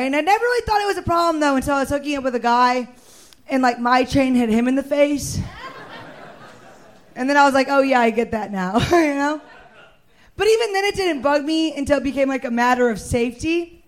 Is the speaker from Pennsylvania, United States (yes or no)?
no; Missouri, United States; moved away as an adult; now in Texas, United States; I'm from Missouri, all right?